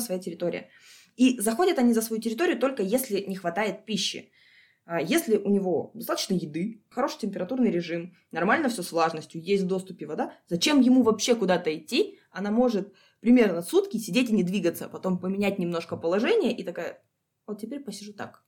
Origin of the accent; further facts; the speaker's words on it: Sakha Republic, Russia; also born or lived in Krasnodar; now in Almaty, Kazakhstan; Откуда я родом? Я из республики Якутия, Саха-Якутия, если быть точнее.